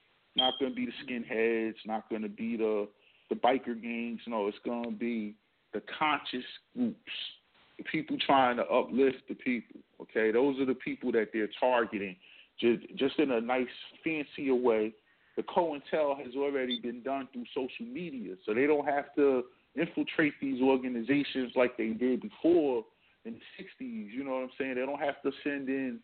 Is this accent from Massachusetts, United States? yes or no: no; Jersey City, New Jersey, United States; I grew up in Jersey City, in this area called Greensville, we called it the Hill